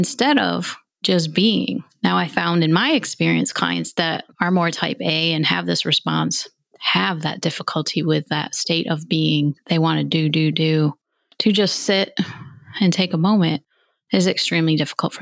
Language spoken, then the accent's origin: English; New York, United States; I'm from New York State